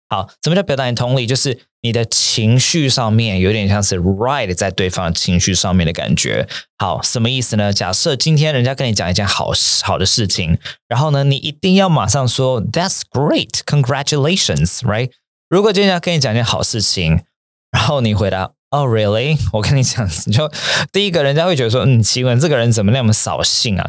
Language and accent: Chinese; Taiwan; moved away as an adult; also born or lived in Japan; 那个时候大四回台湾的时候